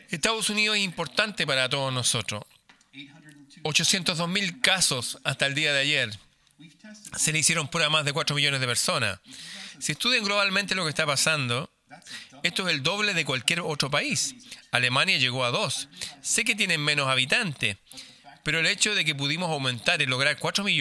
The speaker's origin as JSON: {"language": "Spanish", "country": "Norway", "second_language": "Spanish", "said": "Suecia y Noruega, por ejemplo. Yo soy noruego. Noruega tuvo cuarentena."}